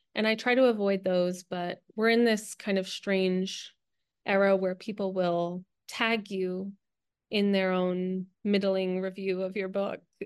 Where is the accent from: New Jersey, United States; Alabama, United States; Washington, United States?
New Jersey, United States; now in Los Angeles, United States; I live in Los Angeles, um, but I'm originally from New Jersey